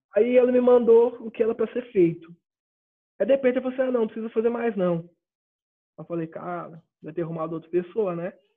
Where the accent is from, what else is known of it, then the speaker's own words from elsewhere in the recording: Ituverava, São Paulo, Brazil; sou de Ituverava, interior de São Paulo, uma cidade que ninguém conhece, é o fim do mundo aqui